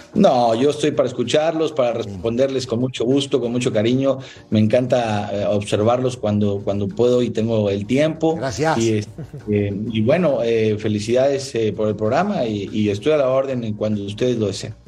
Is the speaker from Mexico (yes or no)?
yes; Mexico